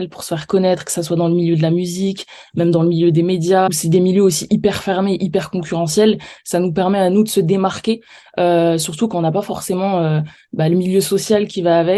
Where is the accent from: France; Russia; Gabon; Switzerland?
Switzerland; Neuchâtel; je viens de Neuchâtel, j'ai 23 ans